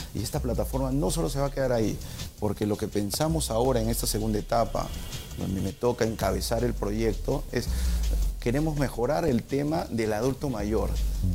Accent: Peru; como peruano y como funcionario

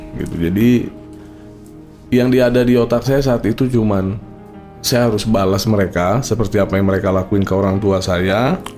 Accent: Jakarta, Indonesia; Saya lahir besar di Jakarta

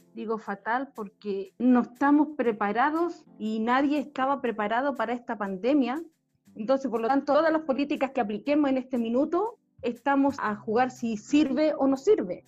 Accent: Alto, northern Chile, Chile; yo soy de Alto

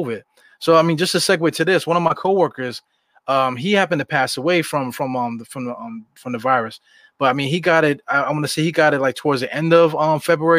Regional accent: New York City, New York, United States; when I was coming up in East New York, that was like the murder capital of Brooklyn

